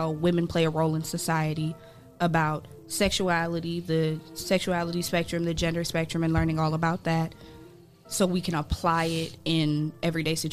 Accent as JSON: {"language": "English", "town": "Columbus", "region": "Ohio", "country": "United States", "tie": "born or raised there", "also_born_or_lived": "Bowling Green, Ohio", "said": "I'm born and raised in Columbus, Ohio. Moved out in the greater Toledo area, Bowling Green area, for school"}